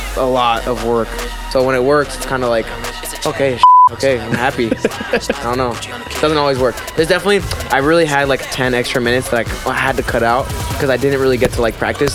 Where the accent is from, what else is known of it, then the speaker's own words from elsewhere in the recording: Pennsylvania, United States; I'm from Pennsylvania